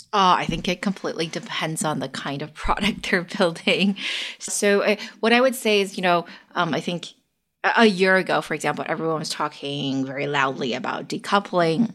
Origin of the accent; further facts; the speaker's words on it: Bay Area, California, United States; also born or lived in China; I am currently based in the Bay Area and which is also where I grew up. Even though I was born in China